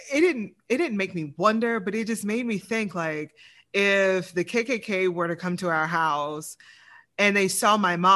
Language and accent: English; the South, United States; now in Lafayette, United States; I'm from the South